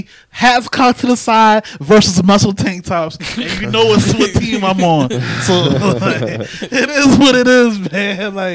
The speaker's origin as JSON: {"language": "English", "region": "New York", "country": "United States", "said": "Like I'm from New York."}